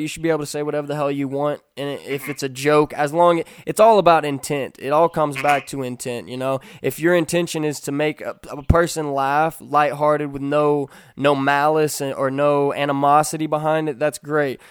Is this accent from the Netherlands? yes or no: no; Kentucky, United States; I'm from Kentucky. I was raised around firearms, shooting rifles